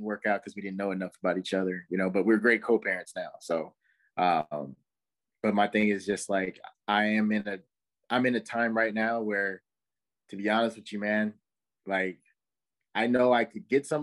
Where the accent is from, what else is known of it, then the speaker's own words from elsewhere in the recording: California, United States; moved away; I'm from California, I don't live there no more